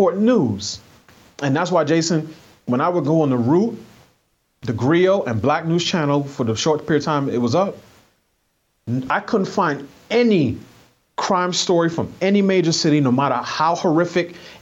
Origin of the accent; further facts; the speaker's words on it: New York City, New York, United States; I grew up in New York City